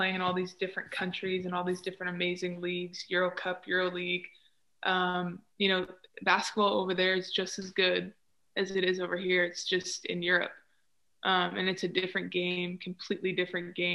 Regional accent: United States; I was from America

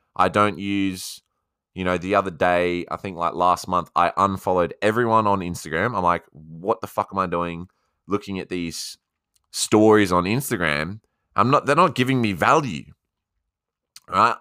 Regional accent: Australia; accent: Aussie; my Aussie accent

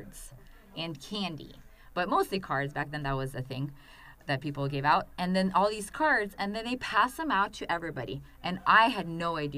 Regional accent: Russia; English is a second language; now in United States; growing up in Russia

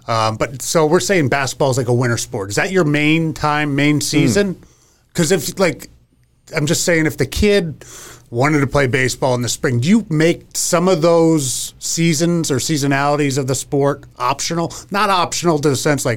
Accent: outside of Allentown, Pennsylvania, United States; I grew up outside of Allentown, Pennsylvania

